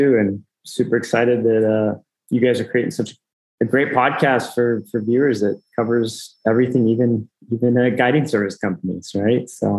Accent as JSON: {"language": "English", "town": "Springfield", "region": "Missouri", "country": "United States", "tie": "born or raised there", "also_born_or_lived": "New York City / Ecuador", "moved": "as an adult", "said": "I grew up in this area. I grew up just outside of Springfield, Missouri."}